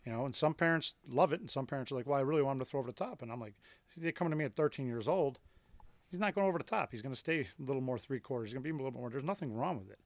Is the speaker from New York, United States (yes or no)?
yes; Buffalo, New York, United States; I grew up in South Buffalo